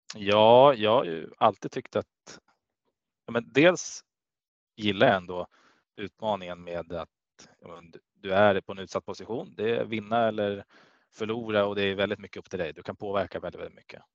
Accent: Gävle, Gävleborg County, Sweden; moved away; also born or lived in Kalmar; jag är från Gävle och där är hockey ja, stort

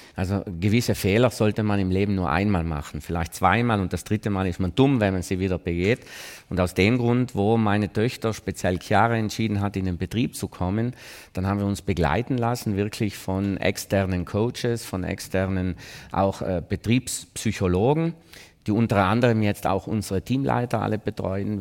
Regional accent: South Tyrol, Trentino-Alto Adige, Italy; Wir sind ja keine Österreicher

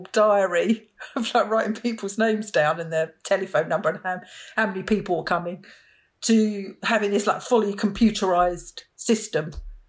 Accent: Romford, London, United Kingdom; I was born in East London, and when I was about 2 or 3, my parents moved to the leafy suburbs of Romford in Essex.

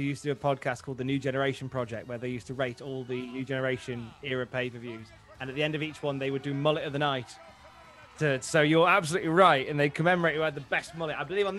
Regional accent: United Kingdom; I'm obviously British.

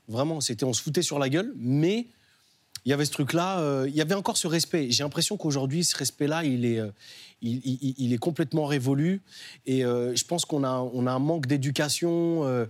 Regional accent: Nantes, Pays de la Loire, France; Moi, j'ai grandi à Nantes, au Dervalière

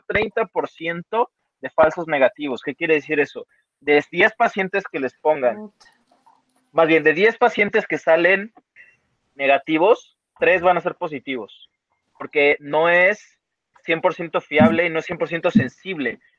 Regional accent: Mexico; somos mexicanos

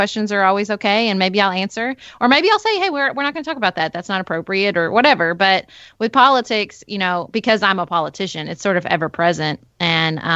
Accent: Paducah, Kentucky, United States; was elected as a city commissioner for my hometown of Paducah, Kentucky

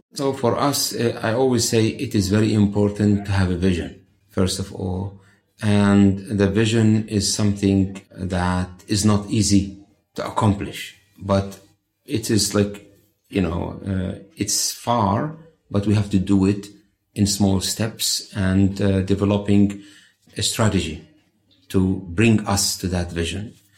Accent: Bethlehem, West Bank, Palestine; I was born in Bethlehem.

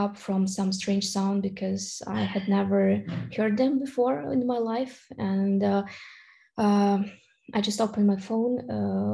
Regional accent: Kharkiv, Kharkiv Oblast, Ukraine; I'm from Kharkiv, Ukraine. So this is the eastern part of Ukraine

